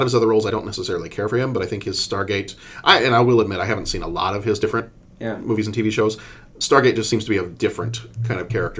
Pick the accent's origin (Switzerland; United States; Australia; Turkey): United States; Texas; when I was growing up in Texas